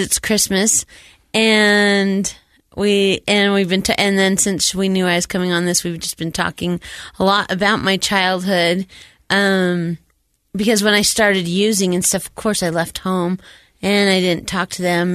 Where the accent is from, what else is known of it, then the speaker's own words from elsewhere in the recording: Utah, United States; I was born here in Utah, born and raised here in Utah